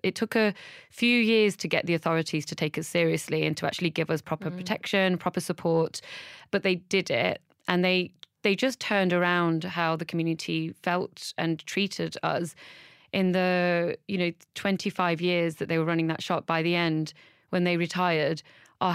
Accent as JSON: {"language": "English", "area": "Derbyshire", "region": "East Midlands", "country": "United Kingdom", "tie": "born or raised there", "also_born_or_lived": "Burnley, Lancashire", "said": "We eventually moved to Derbyshire, to a white working class village."}